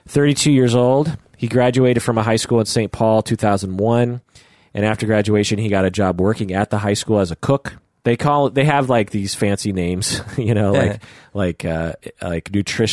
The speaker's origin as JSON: {"language": "English", "town": "Bogota", "region": "Bogotá Capital District", "country": "Colombia", "tie": "born or raised there", "said": "From growing up in Bogota."}